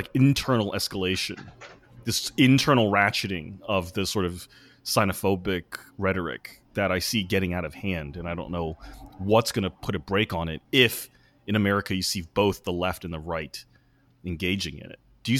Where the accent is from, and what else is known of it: United States